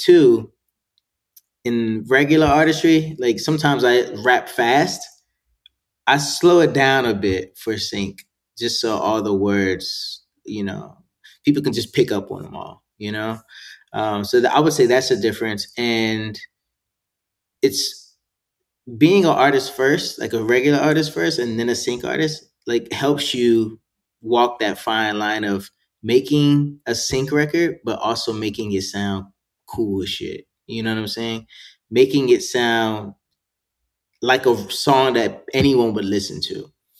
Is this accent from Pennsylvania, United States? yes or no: yes; Gettysburg, Pennsylvania, United States; born there; I was all over the place, but I was born in Gettysburg, Pennsylvania, so a lot of my family's there.